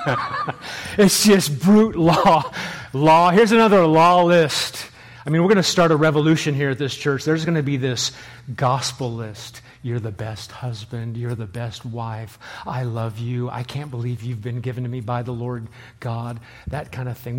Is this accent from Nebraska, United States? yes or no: yes; Nebraska, United States; moved away as an adult; now in New England, United States; I am from Nebraska